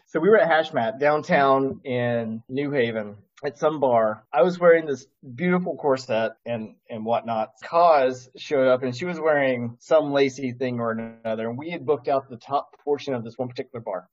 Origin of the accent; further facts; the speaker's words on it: the South, United States; as a Southerner